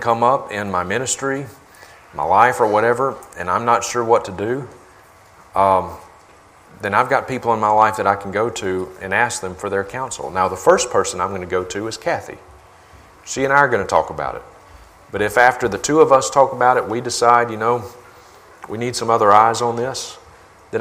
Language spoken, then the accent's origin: English; Mississippi, United States; now in Montana, United States; I grew up in Mississippi